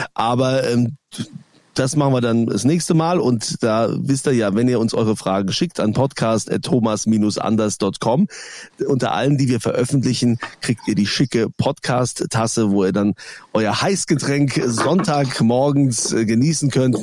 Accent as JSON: {"language": "German", "country": "Germany", "said": "bei uns in Deutschland"}